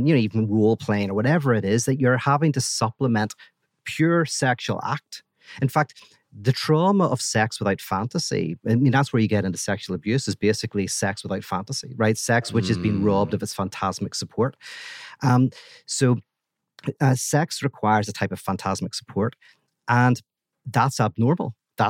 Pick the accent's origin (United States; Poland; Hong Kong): United States; Little Rock, Arkansas; That's right, exactly. Yeah, I just put this on. I'm really from Little Rock, Arkansas.